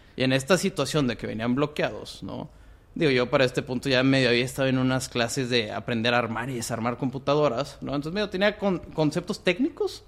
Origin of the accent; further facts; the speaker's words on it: Monterrey, Nuevo León, Mexico; moved away as an adult; also born or lived in Guatemala / Mexico City; Y aquí en Monterrey estoy prácticamente toda mi vida hasta la prepa